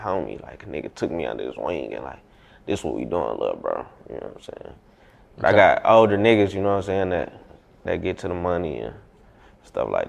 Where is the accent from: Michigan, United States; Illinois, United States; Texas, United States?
Michigan, United States; Detroit; I was born on Schoolcraft in Greenfield, Montrose. I moved to the east side when I was 10